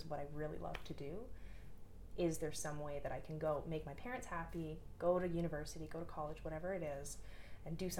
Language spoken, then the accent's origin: English; Toronto, Ontario, Canada; moved away as an adult; I'm originally from Toronto and I moved out here in 2016 to work for a university